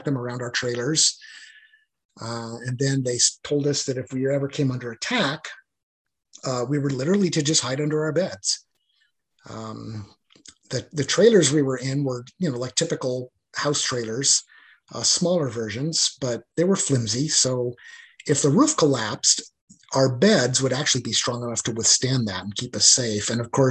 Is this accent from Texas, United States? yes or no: no; Boise, Idaho, United States; moved away as an adult; my hometown of Boise, Idaho, there just wasn't a lot of opportunity